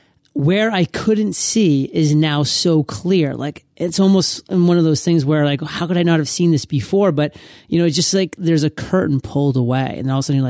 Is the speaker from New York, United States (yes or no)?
no; Maine, United States; now in San Diego, United States; living in San Diego, like, I miss it. Like, I'm from Maine, so I'm used to, like, really inclement weather.